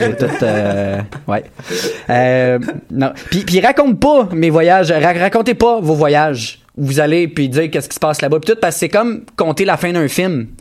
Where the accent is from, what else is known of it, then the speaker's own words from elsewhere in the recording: Granby, Quebec, Canada; je viens de Granby